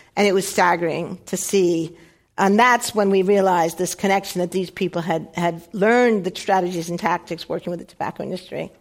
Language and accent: English; United States; in the 1960s, growing up in the United States